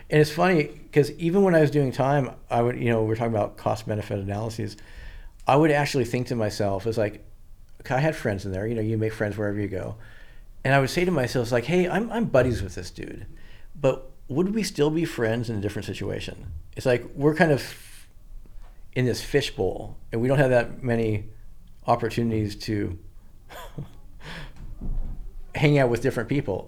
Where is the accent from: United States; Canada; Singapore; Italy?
United States; Washington; also born or lived in Santa Barbara; I'm from Washington